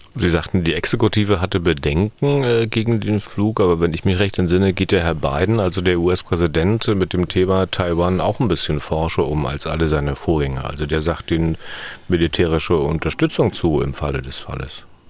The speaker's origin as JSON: {"language": "German", "region": "East Germany", "country": "Germany", "said": "ich in Ostdeutschland, in der DDR"}